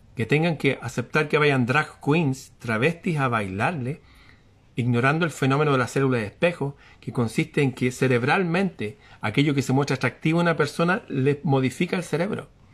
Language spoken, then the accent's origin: Spanish; Chile; aquí en mi país